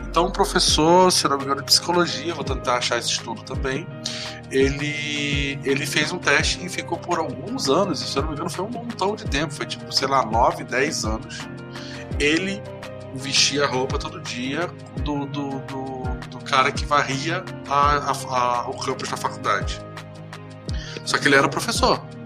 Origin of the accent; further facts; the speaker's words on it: Macaé, Rio de Janeiro, Brazil; now in Curitiba, Brazil; Eu sou de Macaé, que fica uma cidade fica fica 160 quilômetros do norte do, da capital do Rio de Janeiro